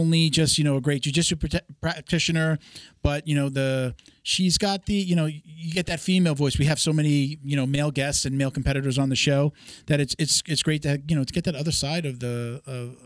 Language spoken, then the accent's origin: English; New York, United States; moved away; I'm from New York originally